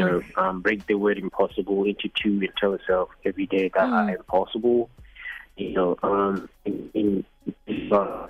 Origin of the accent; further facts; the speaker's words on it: Gauteng, South Africa; moved away as an adult; now in London, United Kingdom; I'm from Gauteng